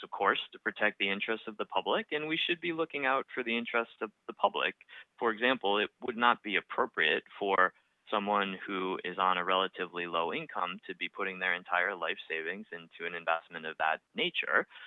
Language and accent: English; outside of Boston, Massachusetts, United States; born or raised there; also born or lived in Vail, Colorado